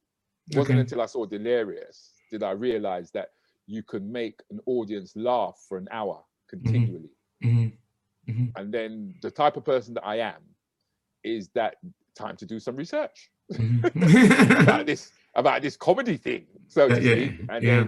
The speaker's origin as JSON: {"language": "English", "country": "United Kingdom", "said": "we can be proud of being Black British"}